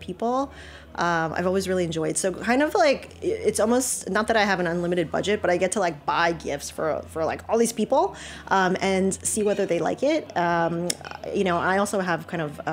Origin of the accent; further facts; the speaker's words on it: Philippines; my background is that I'm Chinese from the Philippines